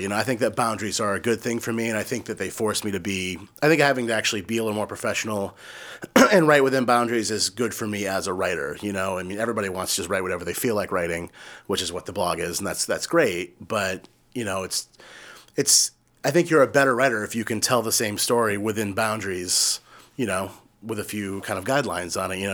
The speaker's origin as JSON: {"language": "English", "town": "Yarmouth", "region": "Maine", "country": "United States", "tie": "born or raised there", "also_born_or_lived": "Chicago", "said": "when I was growing up in Yarmouth"}